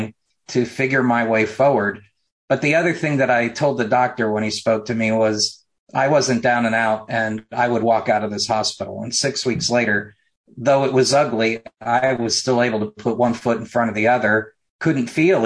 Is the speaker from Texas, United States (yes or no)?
no; Mooresville, North Carolina, United States; from Mooresville, my hometown